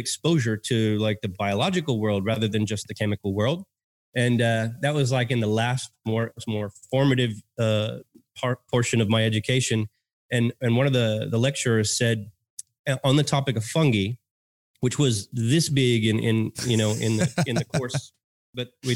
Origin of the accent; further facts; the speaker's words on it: Texas, United States; accent: American; born and raised in Texas, grew up with that slow cooked meat